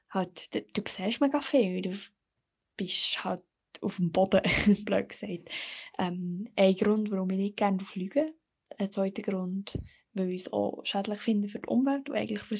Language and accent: German; Chur, Graubünden, Switzerland; moved away; dort, wo ich herkomme, von Chur und dort, wo ich wohne